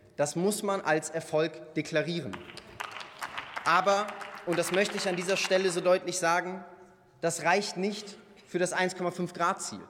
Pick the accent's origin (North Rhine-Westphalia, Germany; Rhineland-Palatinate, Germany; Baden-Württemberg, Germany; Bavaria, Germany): North Rhine-Westphalia, Germany; Ich bin in der Voreifel aufgewachsen